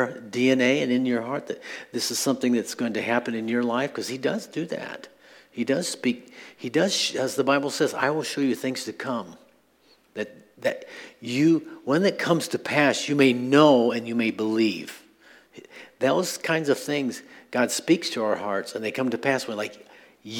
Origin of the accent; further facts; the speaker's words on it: Midwest, United States; I'm from the Midwest